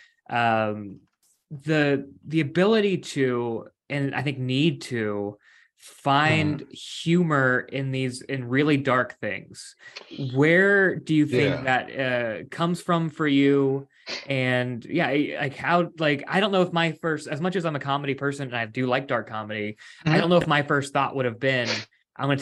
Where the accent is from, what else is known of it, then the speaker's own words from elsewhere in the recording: Bluefield, West Virginia, United States; I'm from a small town called Bluefield, which was like right on the Virginia border.